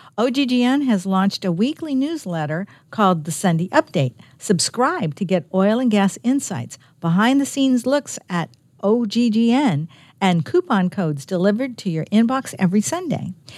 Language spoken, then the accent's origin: English; California, United States; moved away as an adult; now in Virginia, United States; I'm from California. We don't have seasons